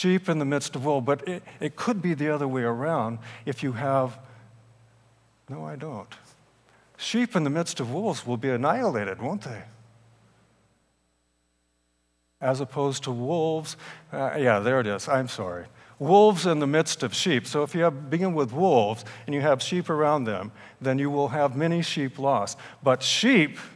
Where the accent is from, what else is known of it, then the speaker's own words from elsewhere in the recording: Salinas, California, United States; I grew up in Salinas, California